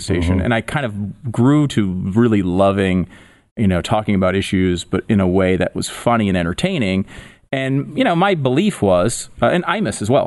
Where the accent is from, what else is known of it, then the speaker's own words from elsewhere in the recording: Connecticut, United States; moved away as an adult; also born or lived in Tampa, Florida; I grew up in Connecticut